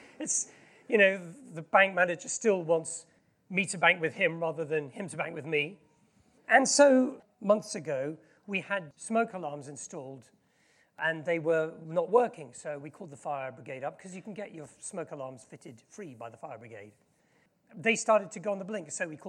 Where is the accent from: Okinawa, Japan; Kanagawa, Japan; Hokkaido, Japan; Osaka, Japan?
Kanagawa, Japan; Yokohama; also born or lived in Tokyo; I was born in Japan in 1963, many years ago, in Yokohama, which is where the World Cup final was a few years. I spent a lot of time in Tokyo, and I lived in a very posh suburb of Tokyo called Azabu.